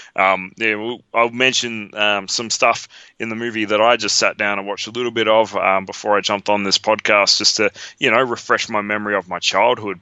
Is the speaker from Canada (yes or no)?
no; Australia; we're from Australia